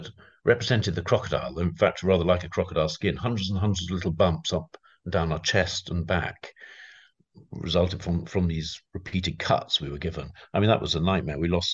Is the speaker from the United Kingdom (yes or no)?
yes; London, United Kingdom; I come from London